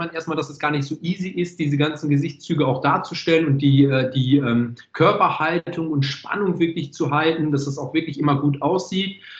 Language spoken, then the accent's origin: German; Netherlands; born there; Ich bin ja Holländer gebürtig.